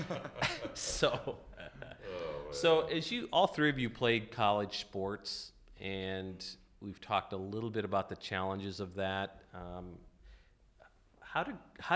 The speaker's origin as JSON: {"language": "English", "region": "North Dakota", "country": "United States", "tie": "born or raised there", "moved": "yes", "lives_now": "Illinois, United States", "said": "I grew up in North Dakota where it was never a problem to hunt"}